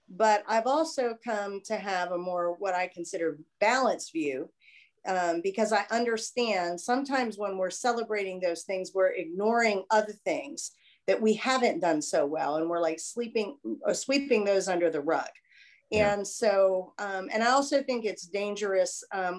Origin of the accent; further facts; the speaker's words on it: Irwin, Pennsylvania, United States; moved away as an adult; now in South Carolina, United States; where the home was that I grew up in Irwin, Pennsylvania, we lived on the main street.